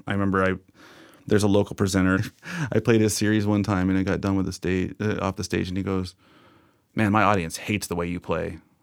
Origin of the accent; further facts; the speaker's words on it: Bellingham, Washington, United States; growing up in Bellingham